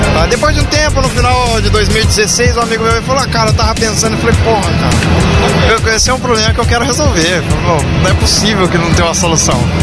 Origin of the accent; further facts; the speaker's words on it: Londrina, Paraná, Brazil; eu sou de Londrina